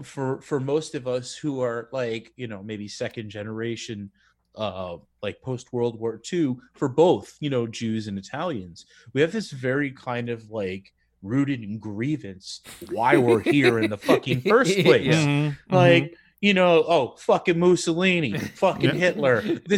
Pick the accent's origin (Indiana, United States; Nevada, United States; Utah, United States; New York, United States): New York, United States; New York City; also born or lived in Brooklyn; I grew up on Staten Island.